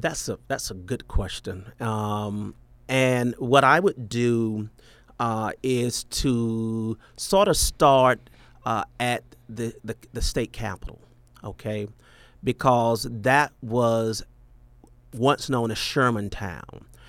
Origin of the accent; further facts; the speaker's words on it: Atlanta, Georgia, United States; my hometown, Atlanta